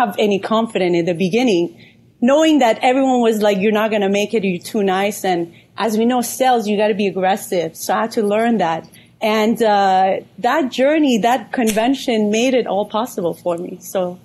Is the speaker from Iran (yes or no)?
yes; Iran; moved away; also born or lived in California / Atlanta; I'm Persian from Iran. I moved to California in 2010